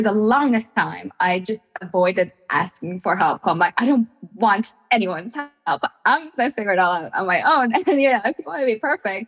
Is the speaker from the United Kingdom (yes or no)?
no; Iran; I'm from Iran